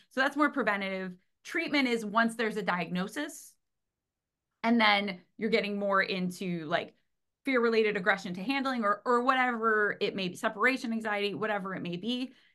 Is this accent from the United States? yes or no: yes; Cleveland, Ohio, United States; I'm from America, Cleveland, Ohio